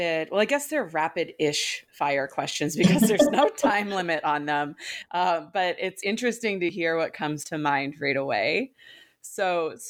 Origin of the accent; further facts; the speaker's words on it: Maine, United States; I'm from Maine